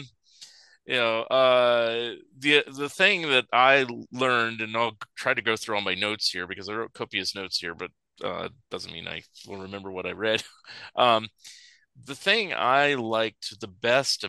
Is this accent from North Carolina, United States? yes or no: no; California, United States; I grew up in California, and in San Francisco